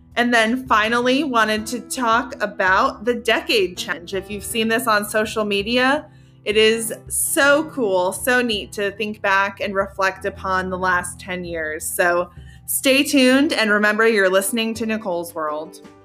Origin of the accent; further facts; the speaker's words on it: Colorado, United States; moved away as an adult; now in Georgia, United States; I grew up in Colorado